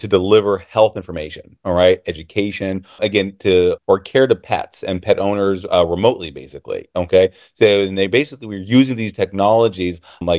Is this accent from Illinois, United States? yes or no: yes; Illinois, United States; I am from Illinois. And so our laws are still, you need a client-patient relationship